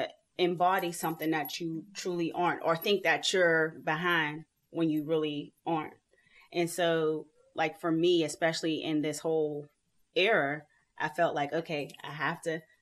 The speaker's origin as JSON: {"language": "English", "town": "Pittsburgh", "region": "Pennsylvania", "country": "United States", "said": "I'm from Pittsburgh, Pennsylvania"}